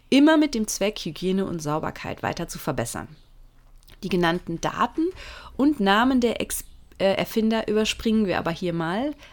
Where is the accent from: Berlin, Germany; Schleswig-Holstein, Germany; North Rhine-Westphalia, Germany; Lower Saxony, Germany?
North Rhine-Westphalia, Germany; Münster; Äh, ich komme ja aus Münster gebürtig und ähm, da gibt es noch viele alte Häuser, die sowas tatsächlich noch im Flur haben.